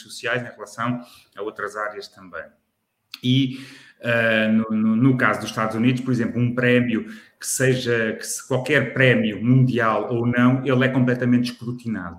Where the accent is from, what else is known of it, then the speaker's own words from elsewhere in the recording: Lisbon, Portugal; sou de Lisboa